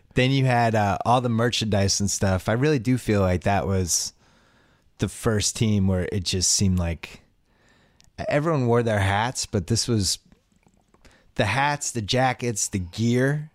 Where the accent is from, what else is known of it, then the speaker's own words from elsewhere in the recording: Boston, Massachusetts, United States; I grew up in Boston